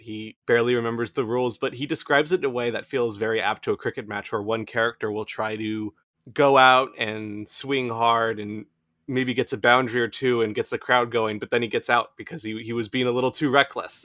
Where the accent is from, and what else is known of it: United States